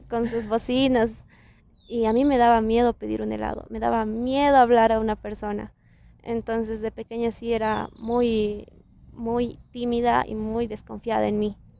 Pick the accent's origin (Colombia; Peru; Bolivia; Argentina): Bolivia